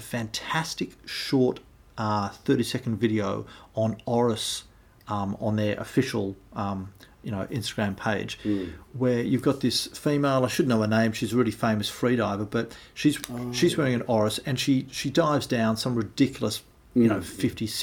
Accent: Australia; we're from Australia

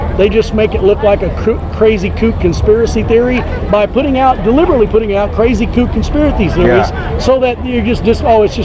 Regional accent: Amarillo, Texas, United States; We are, we're from the Amarillo area, and some of us are from Terrell, and some are from Florida.

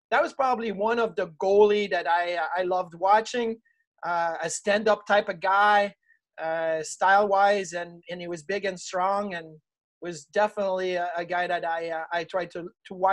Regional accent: Clarence, New York, United States; lived in in in Clarence and was drafted by Orchard Park. Like it was really like right there. It was in my hometown. So it was a return home for me.

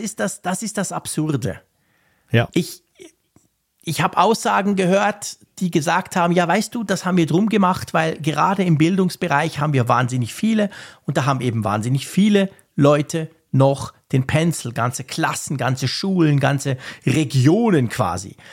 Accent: Switzerland; Bei uns in der Schweiz

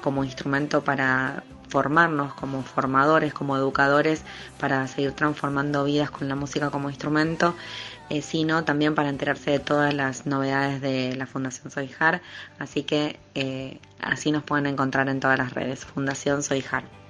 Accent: Argentina

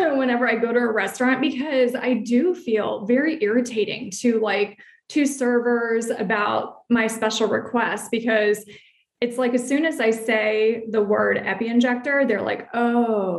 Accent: Alexandria, Virginia, United States; moved away as an adult; now in White Plains, United States; I'm originally from Alexandria, Virginia, lived there for about 30 years, but we now currently reside in White Plains, New York

